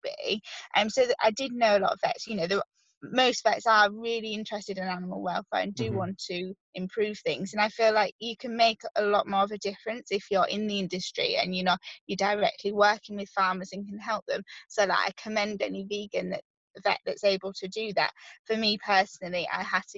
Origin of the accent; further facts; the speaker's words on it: Yorkshire and the Humber, United Kingdom; I'm from Yorkshire, so I live near lots and lots of farms, so I could live at home